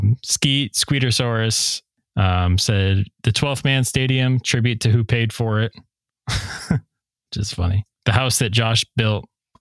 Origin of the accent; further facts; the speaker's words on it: Buffalo, New York, United States; now in Nashville, United States; I'm in Nashville. Like, I miss Buffalo all the time.